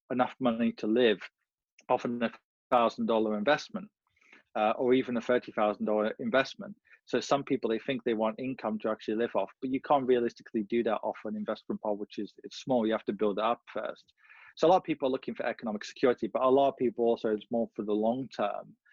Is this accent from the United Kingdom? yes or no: no; India; I'm buying property because everyone else in my country does the same thing, I'm buying gold because I'm Indian.